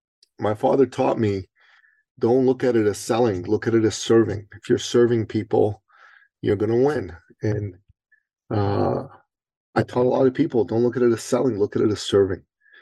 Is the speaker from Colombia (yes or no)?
no; Iran; now in Canada; I'm originally an immigrant from the Middle East to Canada. And I'm a Christian from Iran.